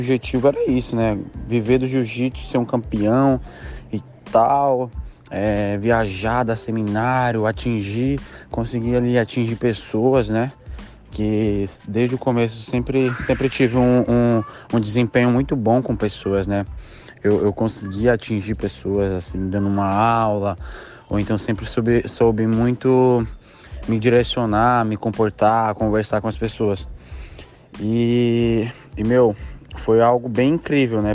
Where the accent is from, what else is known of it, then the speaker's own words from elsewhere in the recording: Maranhão, Brazil; lá no meu estado, no Maranhão